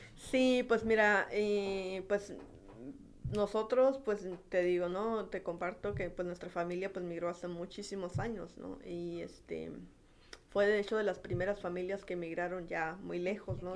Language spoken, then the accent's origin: Spanish; Baja California, Mexico; also born or lived in Cochoapa el Grande, Guerrero / Ensenada; yo prácticamente toda mi vida la he hecho aquí en Baja California